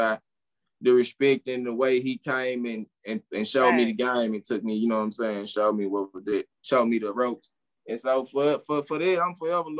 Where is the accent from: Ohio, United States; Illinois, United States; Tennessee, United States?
Tennessee, United States; Memphis; I'm from North Memphis, dog.